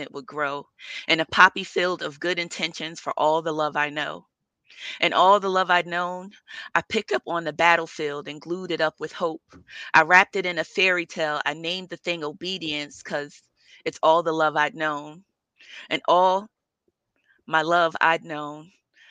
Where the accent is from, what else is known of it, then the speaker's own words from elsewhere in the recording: Newark, New Jersey, United States; I grew up in Newark in Prince Street All Projects